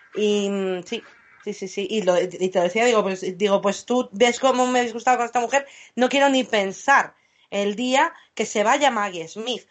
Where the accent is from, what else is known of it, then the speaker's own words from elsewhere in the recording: England, United Kingdom; como buena inglesa que soy